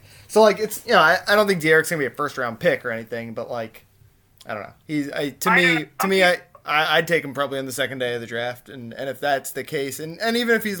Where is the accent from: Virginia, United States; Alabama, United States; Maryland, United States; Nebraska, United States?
Maryland, United States; I'm from Maryland. I have family that went to the school. It's kind of was my team growing up.